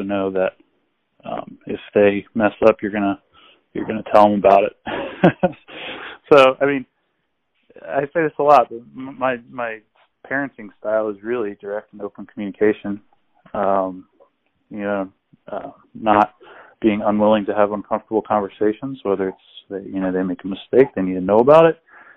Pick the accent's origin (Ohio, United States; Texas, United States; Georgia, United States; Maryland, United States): Ohio, United States; Cincinnati; I grew up in Cincinnati